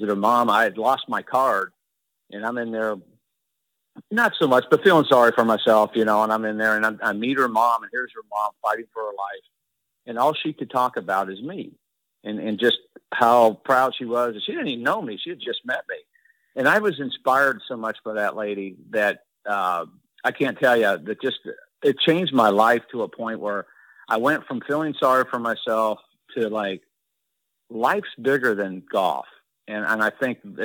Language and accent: English; Indiana, United States